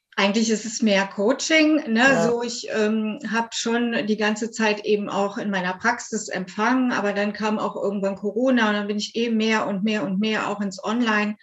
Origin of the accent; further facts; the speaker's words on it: near Cologne, North Rhine-Westphalia, Germany; ich bin aus der Nähe von Köln